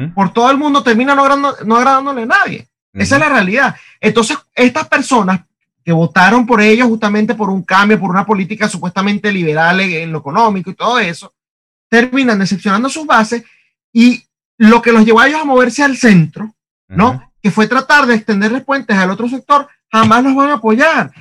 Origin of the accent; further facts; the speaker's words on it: Venezuela; moved away; venimos de Venezuela